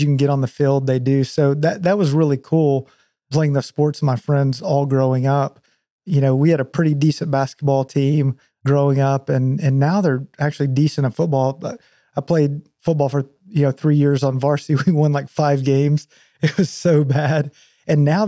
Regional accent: Whitesboro, Texas, United States; grew up there, graduated high school, and then ended up going to A&M

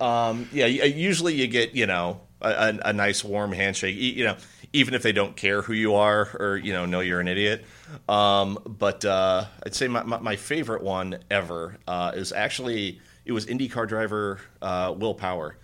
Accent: Indiana, United States; I'm from Indiana.

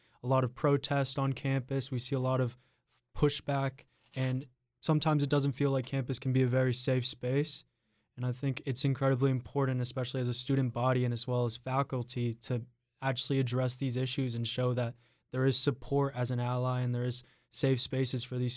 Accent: North Carolina, United States; I personally come from a very rural part of North Carolina, and there's a lot of hate being spread in my hometown

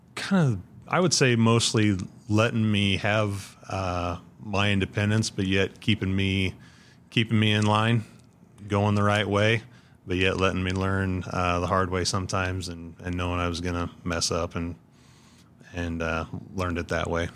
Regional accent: Ashland, Nebraska, United States; I grew up on the, the northwest corner of Ashland, just, uh, just outside of town

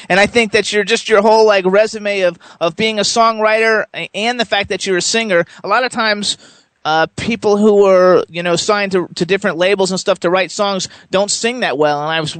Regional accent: Florida, United States

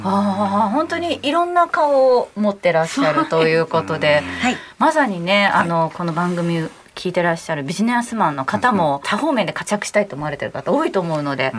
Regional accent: Okayama, Japan; その、地元が岡山の方なんですけれども

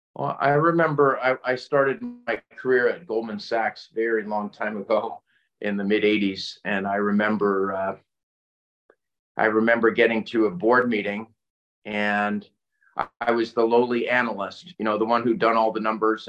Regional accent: Northeast, United States; also born or lived in Connecticut / Massachusetts / New York / North Carolina; I, I grew up in the Northeast mm-hmm. and uh, Connecticut and Massachusetts and New York

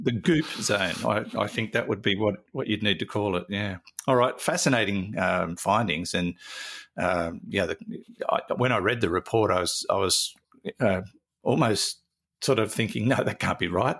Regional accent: Newcastle, New South Wales, Australia; also born or lived in Mackay; I grew up around the Newcastle area where the tides were pretty mild

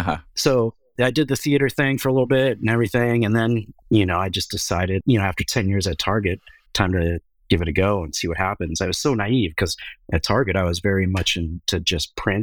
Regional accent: Midwest, United States; since I moved here about 4 years ago. But I come from the Midwest. I don't mind it.

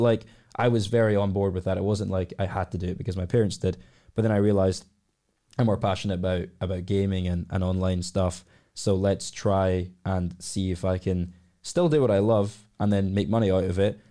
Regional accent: Glasgow, Scotland, United Kingdom; I've been born and raised in Glasgow all my life.

